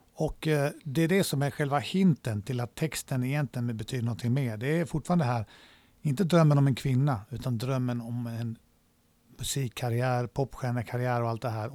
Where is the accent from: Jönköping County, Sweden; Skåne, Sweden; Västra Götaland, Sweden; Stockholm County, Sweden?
Skåne, Sweden; Malmö; also born or lived in Småland / Spain; när jag kom tillbaks till Sverige när mina föräldrar skildes så blev det Malmö